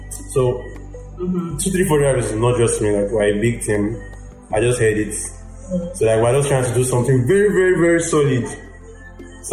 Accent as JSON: {"language": "English", "region": "Lagos", "country": "Nigeria", "tie": "born or raised there", "also_born_or_lived": "Osun State / Akute, Ogun State", "said": "I grew up in Lagos. I grew up in Jakonde Estate, Isolo"}